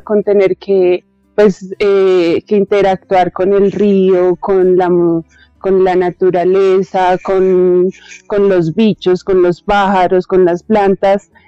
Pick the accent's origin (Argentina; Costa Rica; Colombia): Colombia; Bogotá; yo nací acá en Bogotá